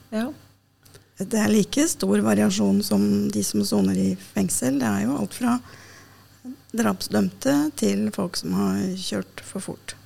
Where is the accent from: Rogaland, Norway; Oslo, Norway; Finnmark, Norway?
Oslo, Norway; also born or lived in Denmark; jeg er født og oppvokst i Oslo